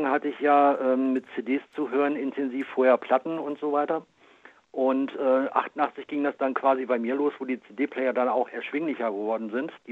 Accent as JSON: {"language": "German", "town": "Braunschweig", "region": "Lower Saxony", "country": "Germany", "said": "Ja, ich komme aus Braunschweig."}